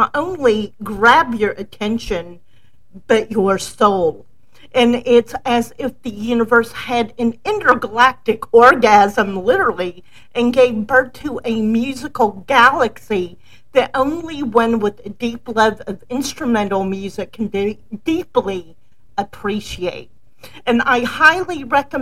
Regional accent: the South, United States; when I was a child, I grew up in the South

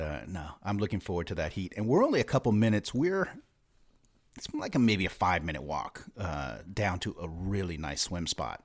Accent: Bay Area, California, United States; moved away; growing up in the Bay Area

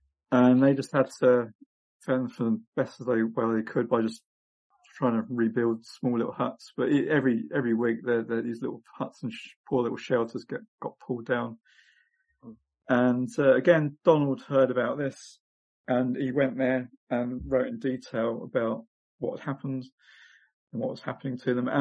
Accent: England, United Kingdom; I was born in England

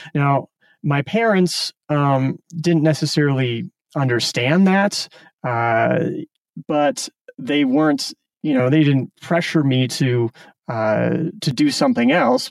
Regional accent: Omaha, Nebraska, United States; moved away as an adult; also born or lived in Silicon Valley; I grew up in Omaha, Nebraska, so uh, kind of a suburban upbringing.

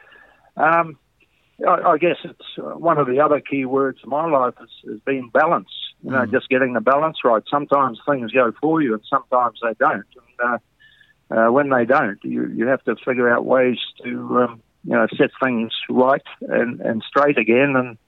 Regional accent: Auckland, New Zealand; It wasn't very fashionable to be an islander in New Zealand in those days.

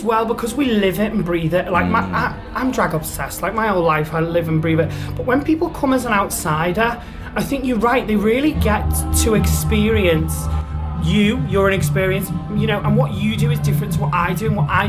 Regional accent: Scouse, born in Manchester, North West England, United Kingdom; accent: Scouse; I was born here. Like, I'm Scouse as fuck.

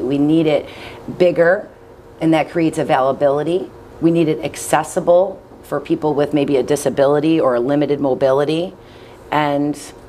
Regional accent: Buffalo, New York, United States; born or raised there

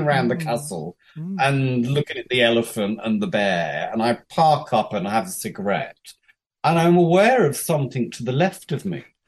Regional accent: United Kingdom; moved away as an adult; also born or lived in Japan / Thailand; I'm British

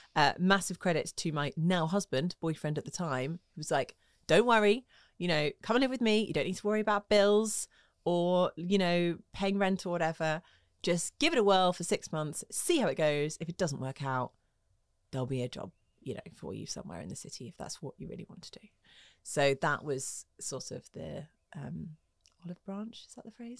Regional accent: Twickenham, London, United Kingdom; also born or lived in Hammersmith; grew up in Twickenham

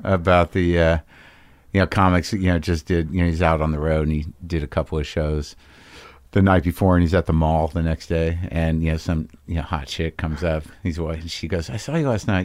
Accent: Albuquerque, New Mexico, United States; also born or lived in New Jersey; I grew up in Albuquerque, New Mexico.

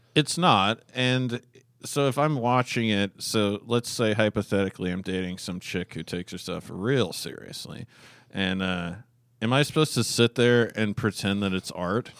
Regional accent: Alaska, United States; moved away; I grew up in Alaska where, eh, there's a fairly high crime rate

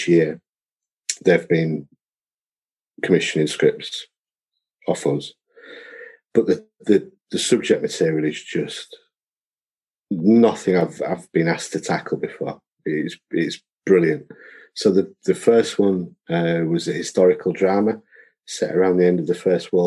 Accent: Beeston, United Kingdom; growing up in Beeston

